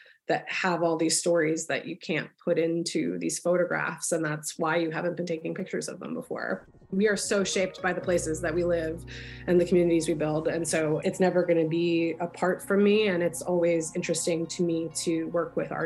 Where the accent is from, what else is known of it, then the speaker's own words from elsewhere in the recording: New Jersey, United States; also born or lived in Philadelphia, United States; my parents' house that I grew up in South Jersey